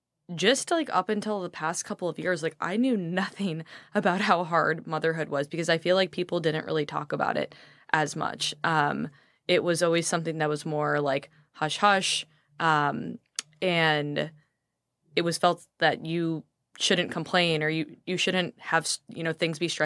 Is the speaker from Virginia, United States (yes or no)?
no; Chicago, Illinois, United States; I grew up in Chicago.